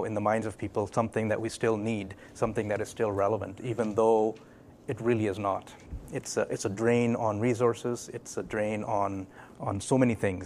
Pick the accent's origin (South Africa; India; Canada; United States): Canada; Vancouver, British Columbia; also born or lived in Newcastle, England / Pakistan (parents); I was born in England, Newcastle, so I'm a Geordie. I was 4 years old when we moved to Vancouver, and I've been here since